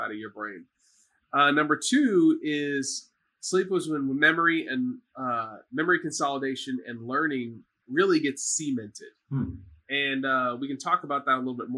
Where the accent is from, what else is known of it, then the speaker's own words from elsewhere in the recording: Dallas, Texas, United States; now in Houston, United States; I'm from Dallas